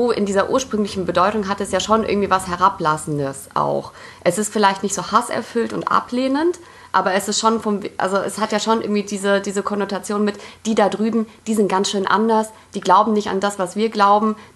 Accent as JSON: {"language": "German", "country": "Poland", "said": "ich als Polin kann es ja sagen"}